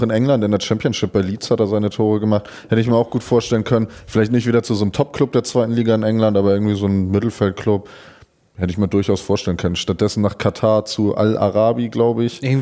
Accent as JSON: {"language": "German", "region": "Schleswig-Holstein", "country": "Germany", "tie": "born or raised there", "said": "denn in meiner Heimat in Dithmarschen ist der Haider SV in die Regionalliga aufgestiegen."}